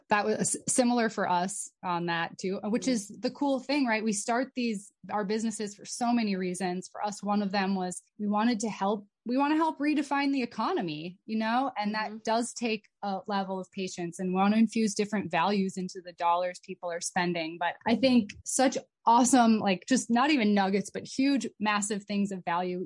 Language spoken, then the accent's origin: English; United States; also born or lived in Abu Dhabi; privilege follows us wherever mm. we go, especially as Americans